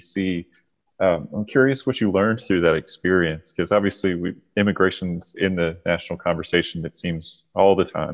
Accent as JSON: {"language": "English", "town": "Charlotte", "region": "North Carolina", "country": "United States", "tie": "born or raised there", "moved": "as an adult", "said": "I grew up in Charlotte, I was in the same town for the first 18 years of my life"}